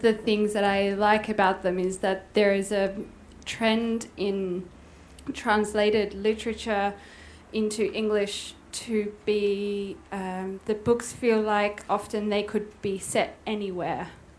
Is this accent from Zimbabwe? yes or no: no; Australia; now in Berlin, Germany; I am Australian